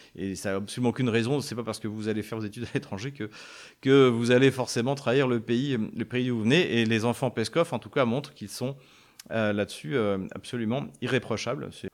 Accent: France; en tant que Français

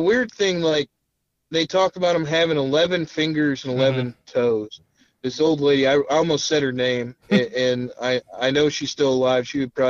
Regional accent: Illinois, United States; also born or lived in Winston-Salem, North Carolina; So I come from Illinois. When I first went down there, when I say down there, Winston-Salem, North Carolina, and lived there

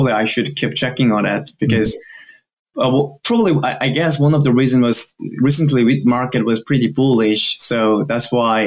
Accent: South Korea; now in United States; I'm from South Korea

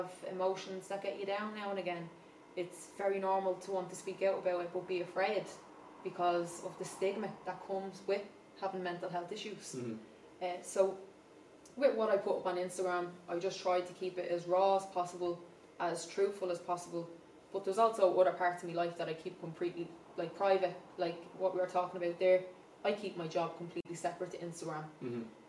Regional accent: Dublin, Leinster, Ireland; I'm from the Liberties, is where I'm from

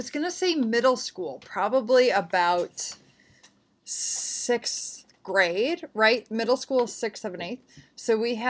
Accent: Midwest, United States; So I grew up in the Midwest, so we had Jewel Osco.

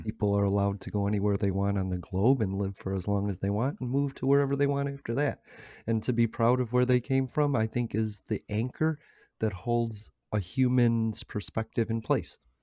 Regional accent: United States; America. I'm from America.

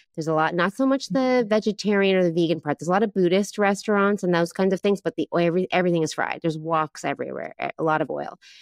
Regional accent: East Coast of Canada, Canada; moved away as an adult; now in Taiwan; I'm from the east coast of Canada

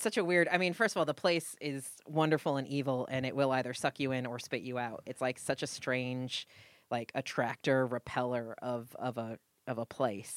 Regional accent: New England, United States; moved away as an adult; also born or lived in Budapest, Hungary / Los Angeles; I am Puritan from New England

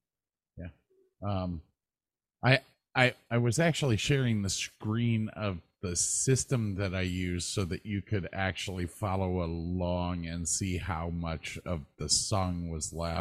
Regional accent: Wales, United Kingdom; I'm Welsh. It doesn't matter to me.

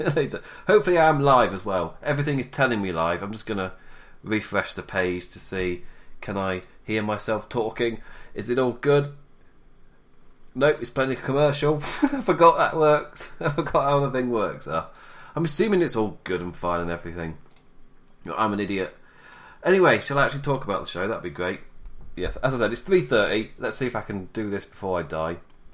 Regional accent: England, United Kingdom; also born or lived in Nottingham, England; I'm an English chap.

